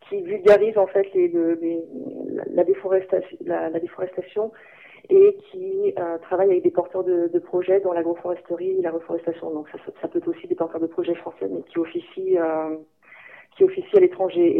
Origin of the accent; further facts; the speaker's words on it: France; moved away; also born or lived in Germany; moi, en tant que en tant que française